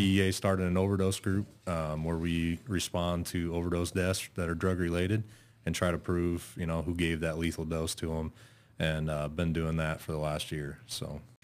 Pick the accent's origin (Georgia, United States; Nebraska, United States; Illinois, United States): Nebraska, United States; North Bend; originally I'm from North Bend, just, uh, up in Dodge County. uh, grew up there